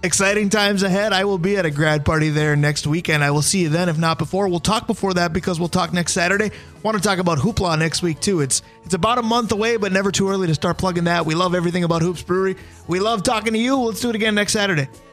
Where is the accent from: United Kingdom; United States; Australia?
United States; Duluth, Minnesota; I grew up in Duluth